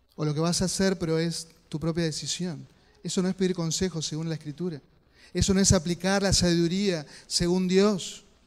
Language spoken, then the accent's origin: Spanish; Concepción del Uruguay, Entre Ríos, Argentina; Recuerdo cuando era niño, ahí en Concesión del Uruguay, vivíamos cerca